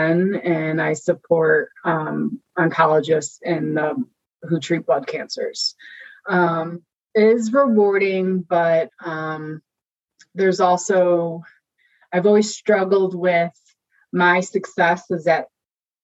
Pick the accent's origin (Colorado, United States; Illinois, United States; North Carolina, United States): Illinois, United States; Chicago; I grew up in the Chicagoland area